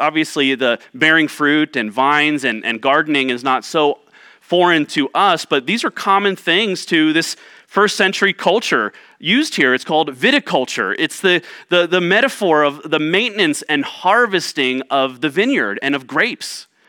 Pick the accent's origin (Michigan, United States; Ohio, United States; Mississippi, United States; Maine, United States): Ohio, United States; now in Tucson, United States; were very distant from my growing up and my understanding of growing up in Central Ohio.